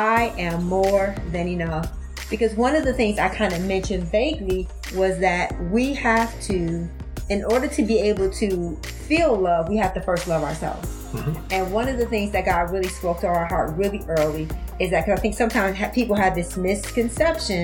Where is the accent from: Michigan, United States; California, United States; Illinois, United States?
Michigan, United States; Detroit; I grew up in Detroit, I grew up without a lot of things